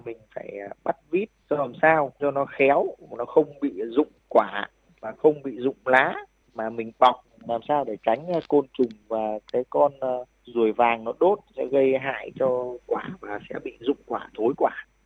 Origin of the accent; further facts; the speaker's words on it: Thai Nguyen, Vietnam; moved away as an adult; also born or lived in Israel; cái mảnh đất quê hương của mình thì sau khi trở về quê hương thì với cái nắng nóng oi bức và cái trồng chè ở trên ờ, vùng đất Thái Nguyên thì cái mảnh đồi của nhà tôi